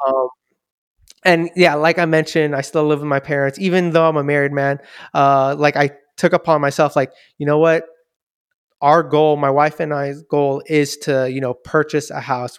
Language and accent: English; Daly City, California, United States; I was born and raised here in Daly City